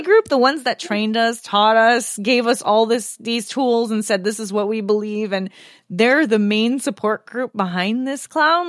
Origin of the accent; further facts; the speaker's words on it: Canada; I felt similar as a Canadian